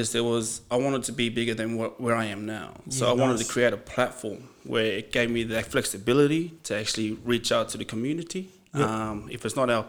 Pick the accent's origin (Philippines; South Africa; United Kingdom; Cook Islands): Cook Islands; One of the big islands in the Cook Islands, Mangaia.